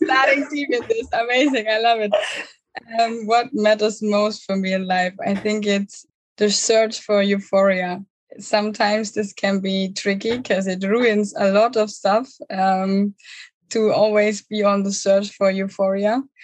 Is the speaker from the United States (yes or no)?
no; near Munich, Bavaria, Germany; moved away; I'm originally from Germany, um, from Thousand Germany near Munich.